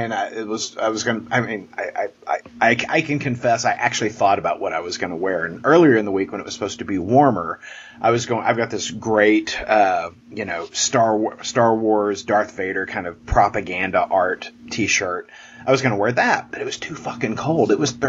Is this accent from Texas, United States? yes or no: yes; Texas, United States; I'm a Texan